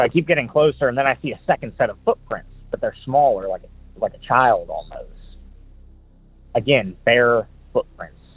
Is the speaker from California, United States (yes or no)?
no; Pittsburgh, Pennsylvania, United States; I'm from Pittsburgh, Pennsylvania